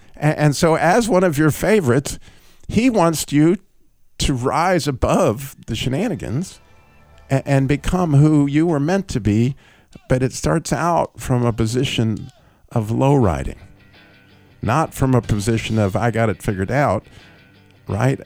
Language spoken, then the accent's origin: English; United States; as an American